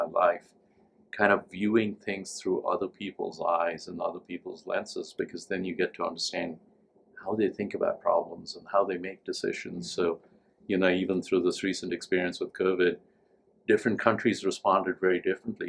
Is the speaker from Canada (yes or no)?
no; India; moved away as an adult; also born or lived in Delhi, India / Tennessee, United States; now in United States; I grew up in India